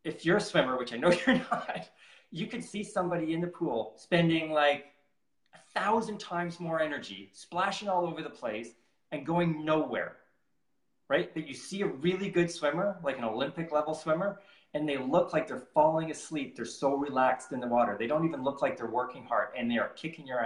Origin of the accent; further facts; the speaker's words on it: Canada; I'm from Canada